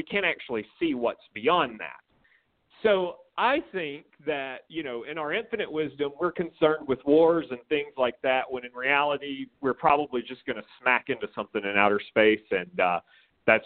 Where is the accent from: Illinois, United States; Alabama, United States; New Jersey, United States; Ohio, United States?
Alabama, United States; Corner; I grew up in Corner, Alabama